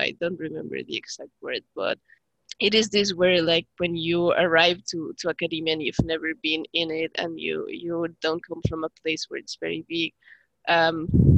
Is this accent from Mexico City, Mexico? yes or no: yes; Mexico City, Mexico; moved away as an adult; now in Canada; I grew up most of my life in Mexico City